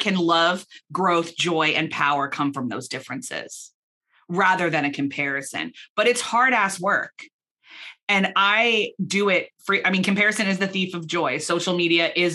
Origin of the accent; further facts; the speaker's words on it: United States; moved away as an adult; also born or lived in Belfast, Northern Ireland; now in Philadelphia, United States; I was born in America.